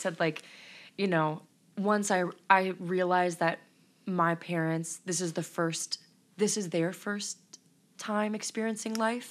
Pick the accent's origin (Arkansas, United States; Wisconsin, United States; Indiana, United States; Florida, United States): Indiana, United States; Elkhart; moved away as an adult; now in Stark County, Indiana, United States; I'm originally from Elkhart, Indiana, and I thought that was a small town